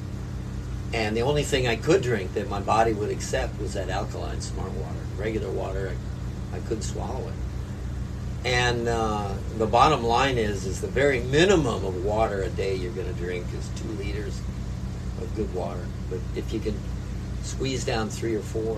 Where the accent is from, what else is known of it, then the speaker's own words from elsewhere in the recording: Southern California, United States; moved away as an adult; also born or lived in San Diego; now in Big Island, Hawaii, United States; growing up in Southern California